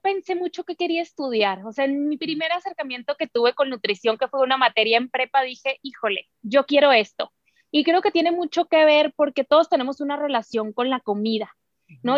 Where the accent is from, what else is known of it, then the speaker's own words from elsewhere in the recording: Sonora, Mexico; nosotros como buenas sonorenses